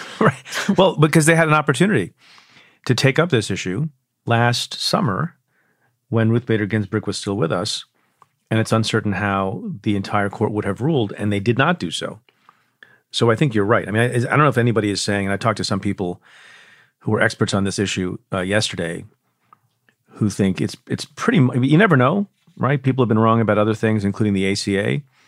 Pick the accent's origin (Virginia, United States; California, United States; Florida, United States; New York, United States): New York, United States; my home state, New York